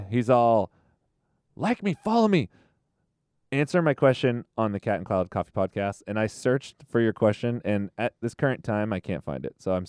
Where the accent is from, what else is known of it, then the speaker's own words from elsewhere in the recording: United States; I'm an American.